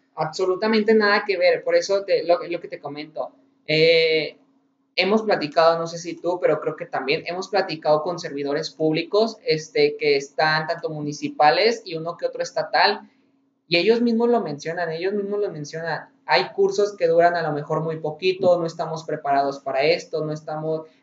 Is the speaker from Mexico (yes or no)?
yes; Guanajuato, Mexico; Aquí de donde somos la ciudad de Guanajuato